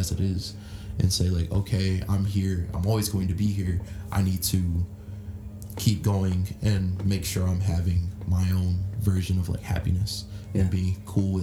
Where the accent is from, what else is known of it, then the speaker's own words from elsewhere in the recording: Florida, United States; moved away; also born or lived in California; people in Florida that I grew up